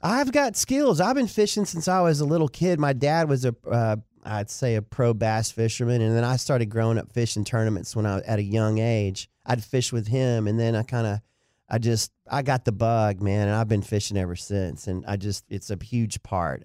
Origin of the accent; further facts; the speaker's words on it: Dallas, Texas, United States; also born or lived in Duncanville, Texas / Denton, Texas; Lakewood Elementary is where I went to elementary, went to J L Long Junior High